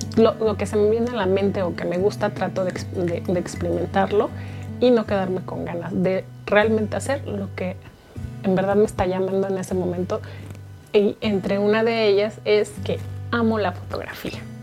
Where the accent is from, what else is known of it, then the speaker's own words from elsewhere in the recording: Guadalajara, Jalisco, Mexico; soy tapatía, tierra del mariachi y el tequila